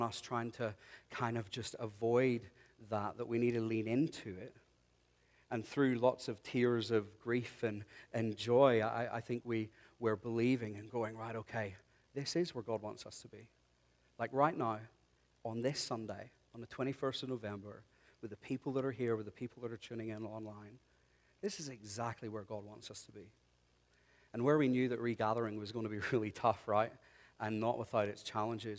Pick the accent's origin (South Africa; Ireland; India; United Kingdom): Ireland; moved away; I'm Irish